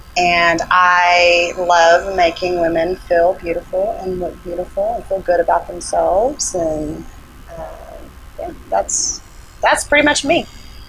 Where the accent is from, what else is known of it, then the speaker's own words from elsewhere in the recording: Little Rock, Arkansas, United States; born there; I was born in Little Rock, Arkansas, at Baptist Hospital, by two teenage parents, and they didn't have much, and never had much growing up, and if anything, really, and we moved a lot